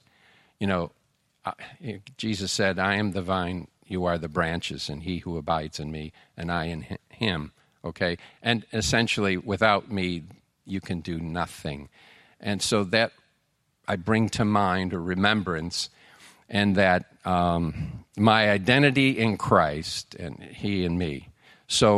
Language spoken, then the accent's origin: English; Buffalo, New York, United States; moved away; I'm from Buffalo